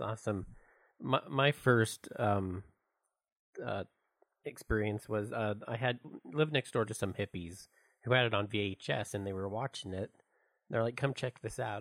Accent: Utah, United States; where are you from? And we're like, Utah

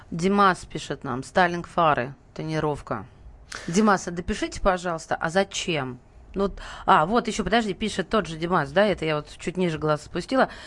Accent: Moscow, Russia; Я москвич, 52 года.

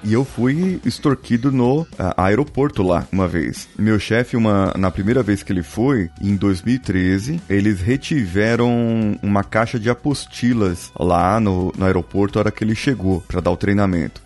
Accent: Brazil; a gente é brasileiro

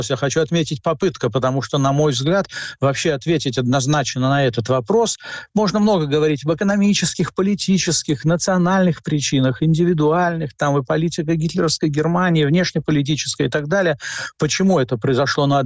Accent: Latvia; Вот я всегда родился я в Латвии, жил в в Латвии, учился там и так далее.

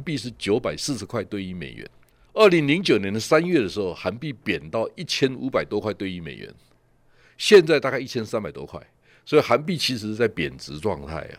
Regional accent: Taiwan; 我们台湾人

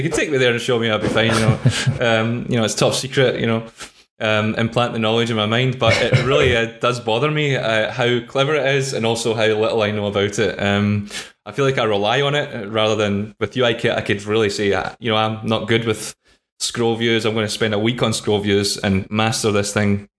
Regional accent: Scotland, United Kingdom; I'm from Scotland

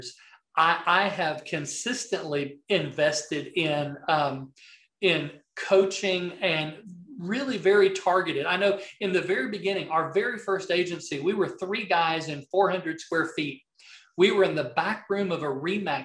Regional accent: the South, United States; accent: Southern; my Southern accent

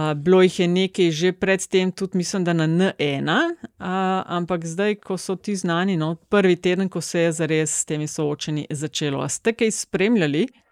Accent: Kočevje, Slovenia; prihajam iz Kočevja

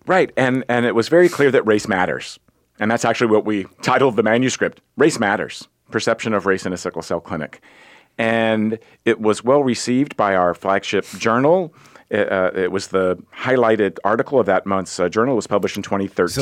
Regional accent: Virginia, United States; I grew up in Virginia

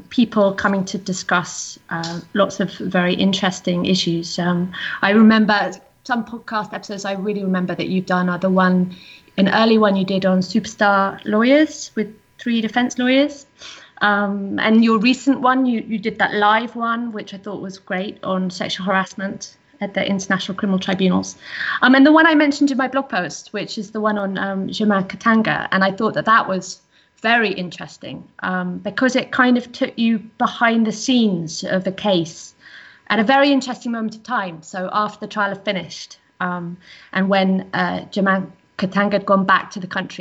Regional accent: England, United Kingdom; now in Netherlands; I'm English.

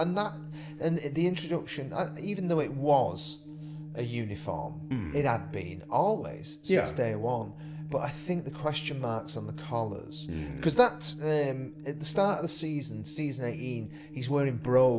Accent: Haydock, North West England, United Kingdom; my little library where I grew up in Haydock's still there, the building.

